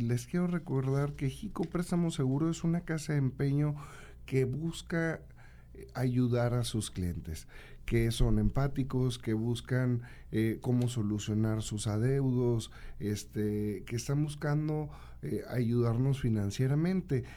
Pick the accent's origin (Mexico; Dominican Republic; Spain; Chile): Mexico; Santiago, Nuevo León; Yo soy de Santiago de Nuevo León, vivo allá